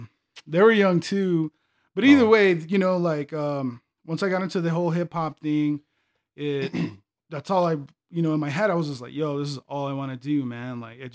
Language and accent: English; Las Cruces, New Mexico, United States; born there; Well, I was born here in Las Cruces, New Mexico. Both my parents are from Mexico